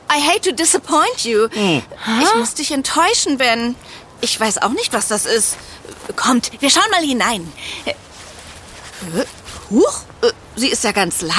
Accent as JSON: {"language": "German", "region": "East of England", "country": "United Kingdom", "second_language": "German", "said": "Die Stadt gehört übrigens zur Grafschaft Norfolk. Also, nochmal willkommen in meiner Heimat."}